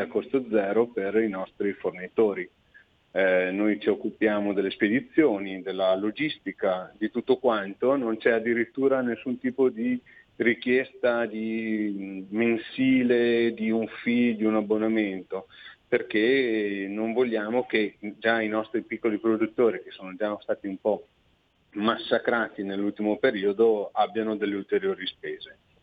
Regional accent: Vicenza, Veneto, Italy; io sono di Vicenza

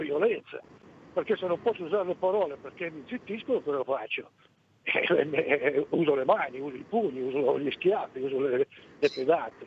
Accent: Piedmont, Italy; siamo piemontesi tutti e due, però tra il Piemonte suo e il Piemonte mio non c'è nemmeno parentela, perché il mio è il cosiddetto Piemonte Lombardo

